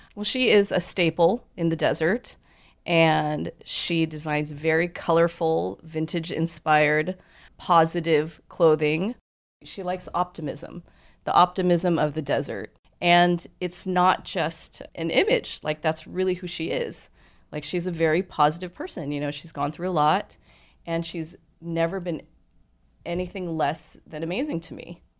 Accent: Southern California, United States; also born or lived in New York City; I was born in New York. But I don't remember it because we moved to California when I was a baby

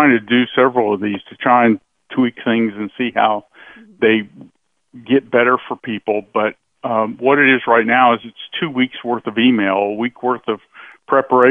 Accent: United States; I was born in America

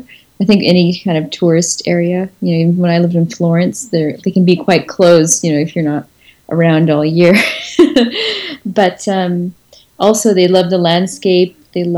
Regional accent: Montreal, Quebec, Canada; moved away as an adult; now in Provence, France; I think it does confuse them that I'm from Montreal.

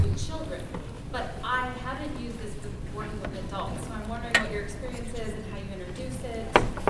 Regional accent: South Korea; now in United States; I grew up in Korea, but then I'm here now, so it's trying to be American and Korean.

